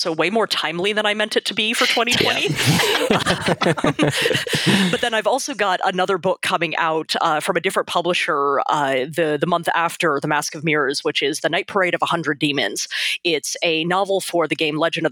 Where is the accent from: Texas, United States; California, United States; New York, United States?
Texas, United States; I grew up in Texas